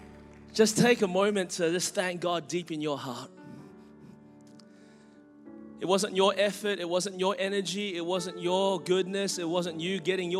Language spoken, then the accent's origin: English; Melbourne, Victoria, Australia; now in Anderson, United States; I was born and raised in Melbourne, Australia. That's the reason my voice is this way.